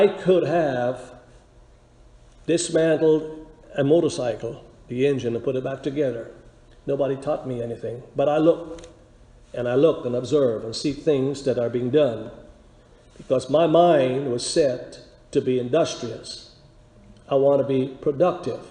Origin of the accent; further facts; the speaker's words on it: Guyana; we were growing up in Guyana. I was a teenager